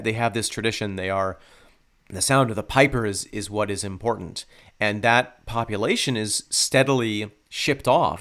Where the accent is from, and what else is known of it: upstate New York, United States; born or raised there